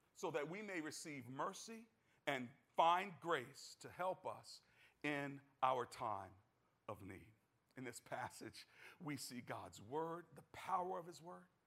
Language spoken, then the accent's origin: English; United States; as an American